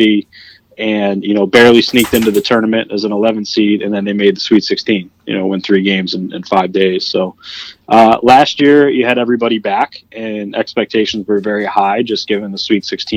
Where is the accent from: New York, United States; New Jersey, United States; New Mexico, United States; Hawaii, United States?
New York, United States; Syracuse; also born or lived in Poughkeepsie; I'm from Syracuse originally, and I went to Marist.